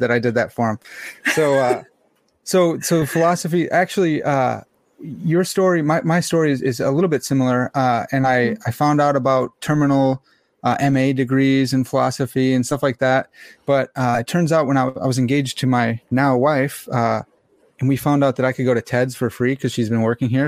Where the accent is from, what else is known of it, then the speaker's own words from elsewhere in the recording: United States; I'm an American swine